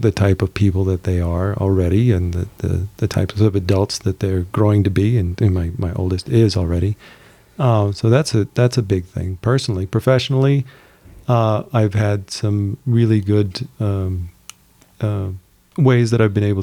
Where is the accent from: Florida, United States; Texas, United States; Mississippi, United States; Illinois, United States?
Texas, United States; El Paso; I'm from El Paso, Texas